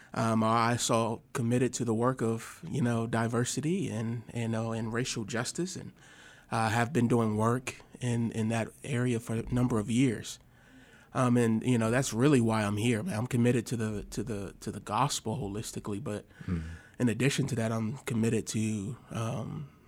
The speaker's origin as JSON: {"language": "English", "town": "Milwaukee", "region": "Wisconsin", "country": "United States", "also_born_or_lived": "Rockford, Illinois", "moved": "yes", "lives_now": "Fayetteville, United States", "said": "I am originally from Milwaukee, Wisconsin"}